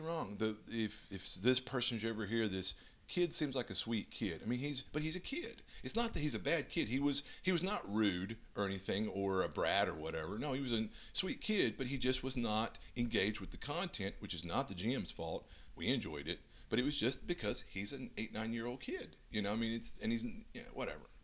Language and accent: English; Louisiana, United States; I'm from Louisiana